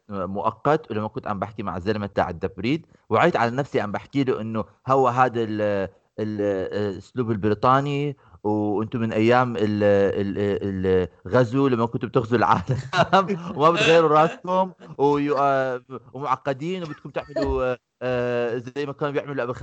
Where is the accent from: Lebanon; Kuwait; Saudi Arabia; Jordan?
Jordan; Amman, Amman Governorate; احنا الشارع عندنا بعمان اذا بتمرق فيه بدون مطب بتحكي هذا الشارع مش نافع